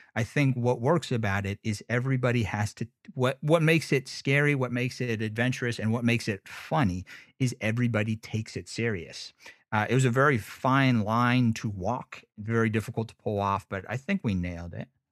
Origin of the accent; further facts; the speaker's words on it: United States; I'm from Lake Tahoe